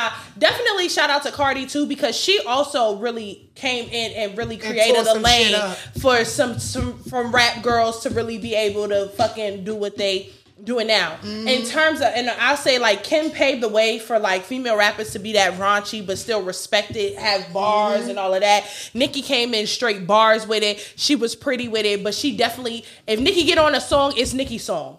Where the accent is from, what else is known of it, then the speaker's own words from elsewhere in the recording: Texas, United States; Bitch, I'm from Texas. Like, that's what I'm going to sound like.